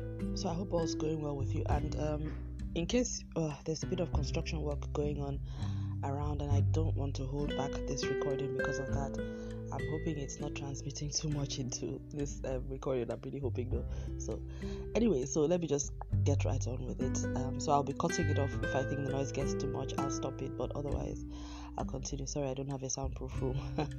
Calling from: Lagos, Nigeria; I'm recording from Lagos in Nigeria, and we now have what we call the Harmattan season has come into Lagos.

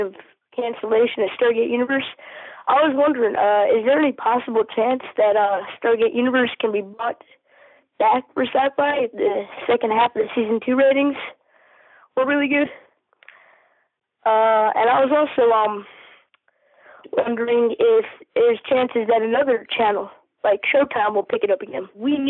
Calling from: South Carolina, United States; I'm 14 years old, and I'm calling from South Carolina.

